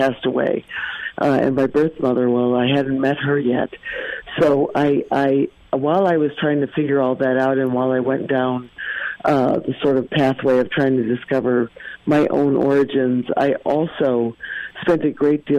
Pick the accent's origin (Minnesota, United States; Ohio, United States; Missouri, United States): Minnesota, United States; We're all originally from Minnesota.